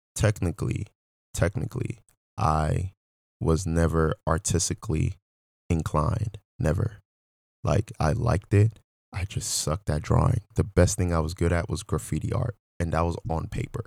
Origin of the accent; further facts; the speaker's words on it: Nigeria; moved away; I'm originally from Nigeria